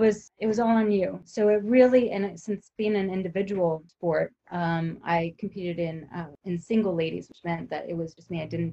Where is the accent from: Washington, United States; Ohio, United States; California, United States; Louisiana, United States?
California, United States; Southern; I grew up in Southern California